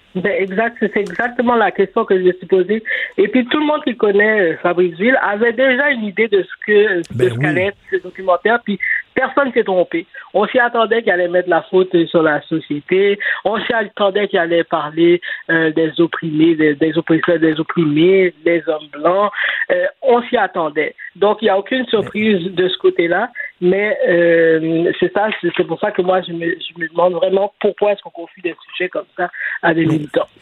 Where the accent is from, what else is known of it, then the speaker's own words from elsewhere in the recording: Montreal, Quebec, Canada; j'ai grandi à Saint-Michel. J'ai vécu là jusqu'en 2012